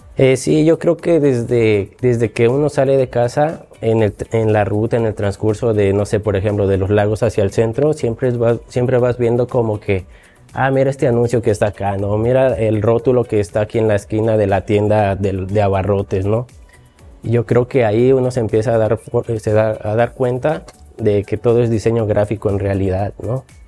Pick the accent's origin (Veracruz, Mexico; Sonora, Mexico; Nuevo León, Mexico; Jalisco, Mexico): Veracruz, Mexico; Xalapa; Yo soy de Jalapa, toda mi vida he vivido aquí